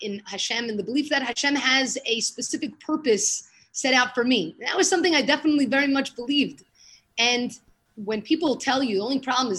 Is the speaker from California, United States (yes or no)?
no; New York City, New York, United States; moved away as an adult; now in Israel; I grew up in Brooklyn, went to the Yeshiva Flatbush, went to college there